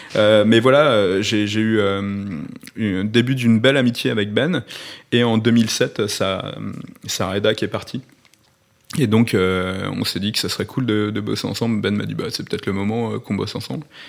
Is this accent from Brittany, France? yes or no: no; Lyon, Auvergne-Rhône-Alpes, France; moved away as an adult; now in Paris, France; j'étais de Lyon